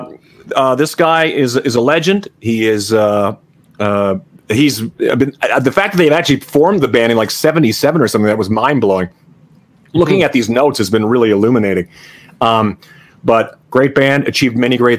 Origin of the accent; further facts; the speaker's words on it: Saskatchewan, Canada; we grew up in Saskatchewan